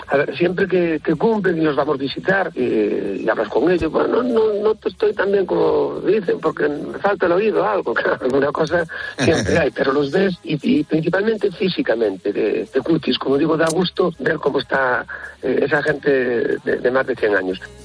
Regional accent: Lugo, Galicia, Spain; somos de Lugo, tenemos la ciudad de Orense más, mm, mucho más cerquita

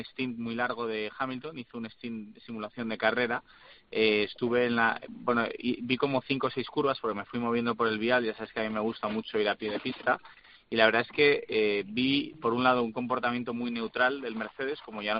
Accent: Spain; que soy español, ¿eh?

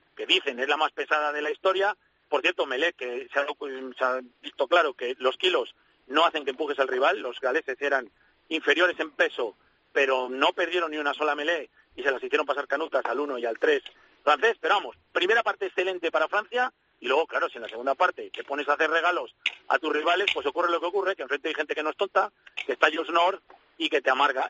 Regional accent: Castile, Spain; como castellano

